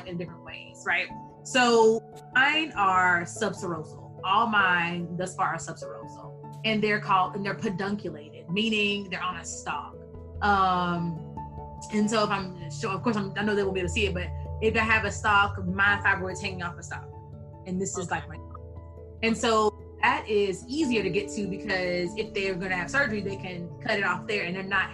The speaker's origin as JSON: {"language": "English", "region": "Texas", "country": "United States", "tie": "born or raised there", "said": "born and raised in Texas"}